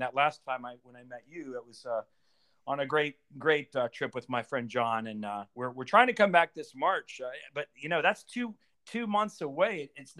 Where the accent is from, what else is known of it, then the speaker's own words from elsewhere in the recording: United States; I'm of course as an American